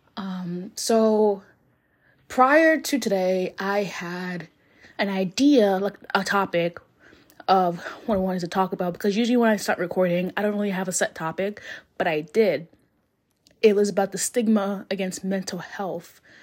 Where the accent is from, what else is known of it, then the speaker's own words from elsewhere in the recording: Philadelphia, Pennsylvania, United States; I'm from Philly. I'm just gonna say I'm I'm from Philly because I'm only like two minutes away from West Philadelphia.